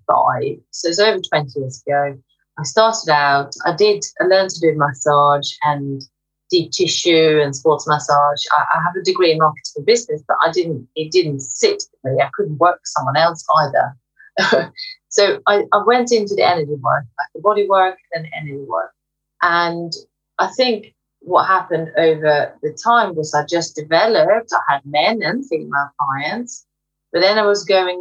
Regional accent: Sweden; now in United Kingdom; I am actually originally from Sweden. I live in the UK.

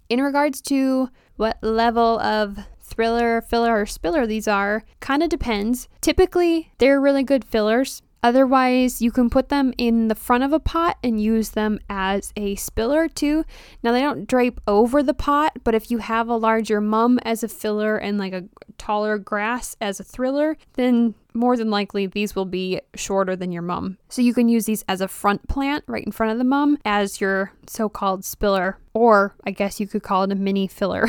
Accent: Wisconsin, United States; I'm from Wisconsin

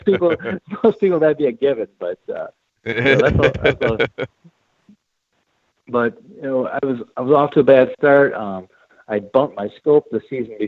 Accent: Midwest, United States; I grew up hunting whitetails in the Midwest

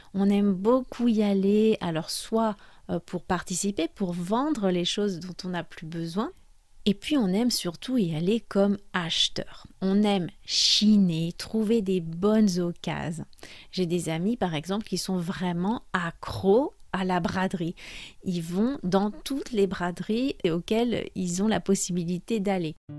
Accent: France; je suis française

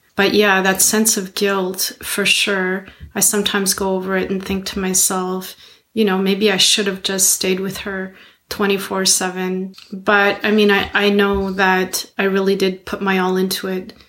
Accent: Montreal, Quebec, Canada; I'm from Montreal

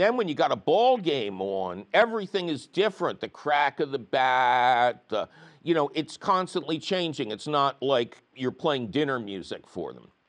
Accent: Philadelphia, Pennsylvania, United States; I grew up in Philadelphia

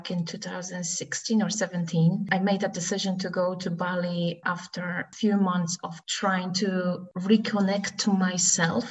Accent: Płock, Masovian Voivodeship, Poland; moved away as an adult; also born or lived in South Queensferry, Scotland / Dunfermline, Scotland; now in Scotland, United Kingdom; I come from Poland in a city called Płock

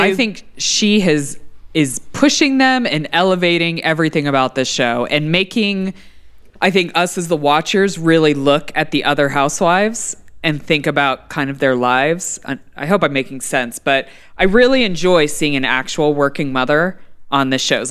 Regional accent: Texas, United States; As a Texan

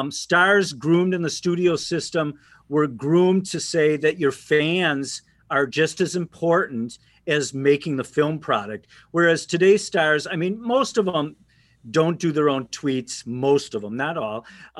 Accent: Minneapolis, Minnesota, United States; Tom and I at age 18 growing up in the Twin Cities

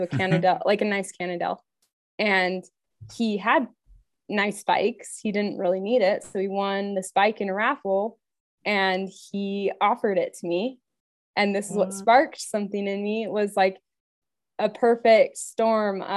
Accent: Orem, Utah, United States; also born or lived in Leadville, Colorado; I grew up in Orem

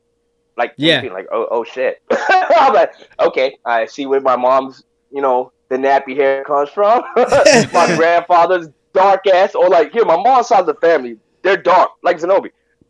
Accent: Puerto Rico; born there; So I'm Caribbean, all right? I was born in Puerto Rico. My mom is Dominican, and my dad is Cuban.

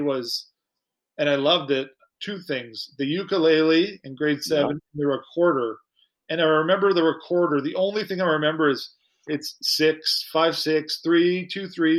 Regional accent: Saskatoon, Saskatchewan, Canada; I remember being in Saskatoon, pretty insulated growing up.

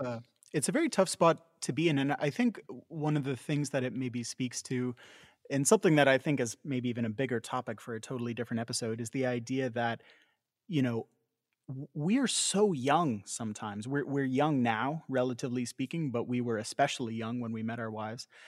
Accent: Canada; we as Canadians

